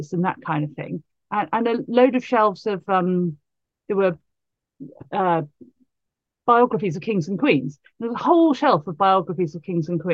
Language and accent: English; Bath, South West England, United Kingdom; I grew up in Bath.